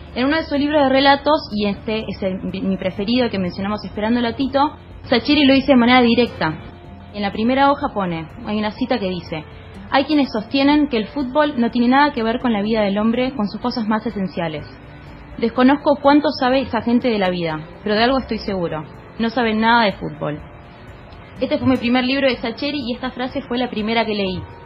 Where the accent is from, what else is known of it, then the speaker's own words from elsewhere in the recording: Argentina; somos los argentinos